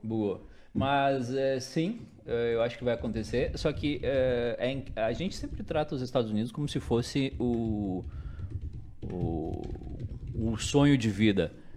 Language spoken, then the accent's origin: Portuguese; Brazil; a gente é brasileiro